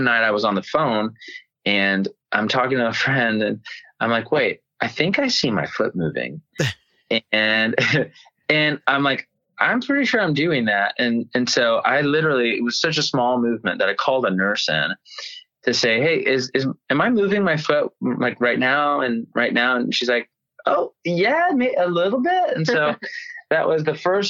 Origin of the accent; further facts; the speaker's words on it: Knoxville, Tennessee, United States; moved away as an adult; also born or lived in Nashville, Tennessee; now in California, United States; my hometown, Knoxville